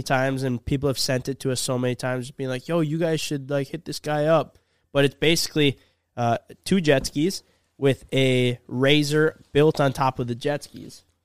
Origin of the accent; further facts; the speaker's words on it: Minnesota, United States; we're from Minnesota